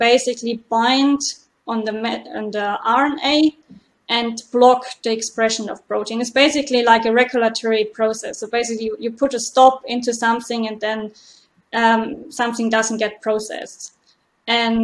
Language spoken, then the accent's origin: English; Germany; moved away as an adult; also born or lived in Mainz / Freiburg; now in Dublin, Ireland; I'm originally from Germany